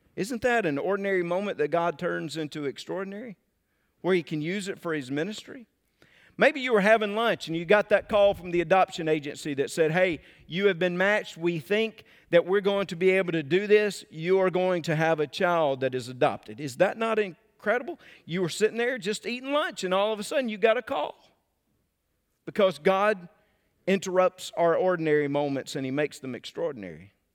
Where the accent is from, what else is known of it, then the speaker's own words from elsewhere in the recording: Mississippi, United States; I'm from Mississippi. I like to pronounce about three extra syllables in every word